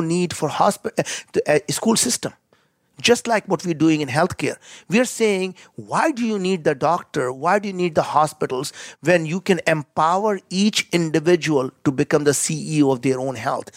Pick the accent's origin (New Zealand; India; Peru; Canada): India; as an Indian